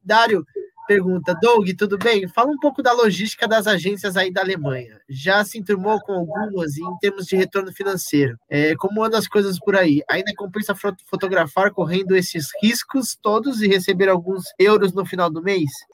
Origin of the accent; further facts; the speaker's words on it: Brazil; sou brasileiro